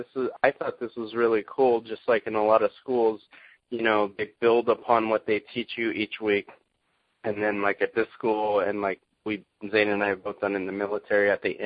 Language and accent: English; Santa Cruz, California, United States; we grew up in Santa Cruz, California